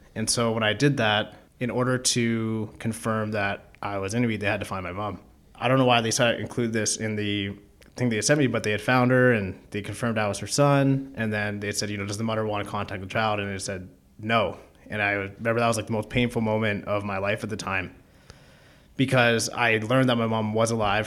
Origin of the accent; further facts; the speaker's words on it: Keswick, Ontario, Canada; now in Toronto, Canada; I grew up in Keswick, Ontario, which is a small town about forty-five minutes north of Toronto